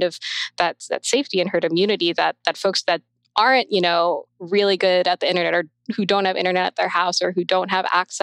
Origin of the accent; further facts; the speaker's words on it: New York, United States; as a New Yorker